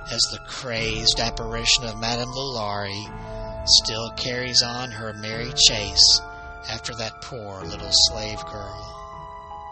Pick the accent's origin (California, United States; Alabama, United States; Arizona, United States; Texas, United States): Alabama, United States; right here in my home state